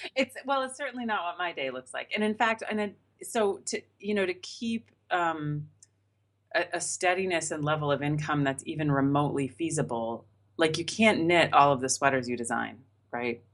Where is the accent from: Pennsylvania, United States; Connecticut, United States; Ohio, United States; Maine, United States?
Maine, United States; now in Boston, United States; I grew up in Maine, which is quite cold